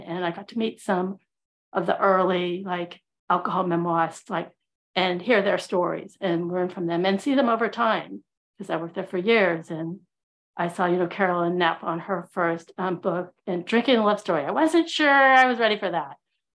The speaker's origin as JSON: {"language": "English", "region": "California", "country": "United States", "tie": "born or raised there", "also_born_or_lived": "Houston, Texas", "said": "And I grew up in Southern California and Houston, Texas. So like totally y'all, and a little Northern California, hella. So yeah, me and my accent."}